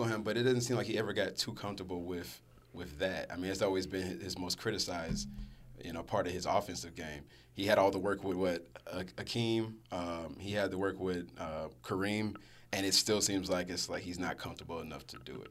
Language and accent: English; Stone Mountain, Georgia, United States; from Stone Mountain, Georgia